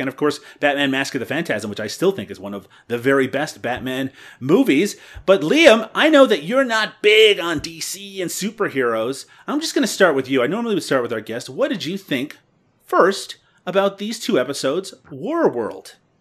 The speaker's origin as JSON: {"language": "English", "country": "Canada", "said": "I'm Canadian."}